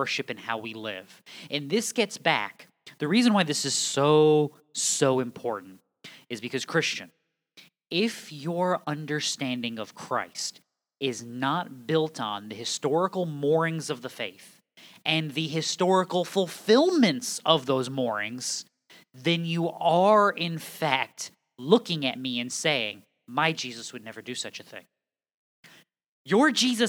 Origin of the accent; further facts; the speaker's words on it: New England, United States; I'm from New England. We say guys about everybody.